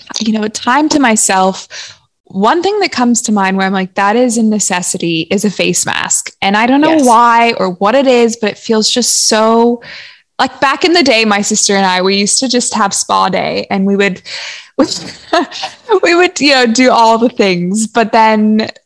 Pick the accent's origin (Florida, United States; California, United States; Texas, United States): California, United States; Los Angeles; also born or lived in Santa Barbara; we grew up in Los Angeles and then we moved to Santa Barbara